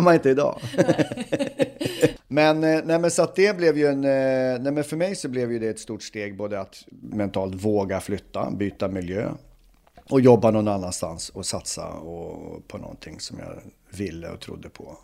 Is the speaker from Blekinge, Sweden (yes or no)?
no; Uppsala, Uppsala County, Sweden; moved away as an adult; now in Stockholm, Sweden; är född och uppvuxen i Uppsala